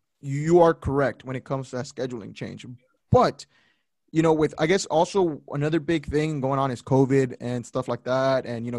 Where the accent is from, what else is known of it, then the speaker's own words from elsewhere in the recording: Texas, United States; also born or lived in Oklahoma; I lived in Oklahoma. I'm from Texas, but I lived in Oklahoma.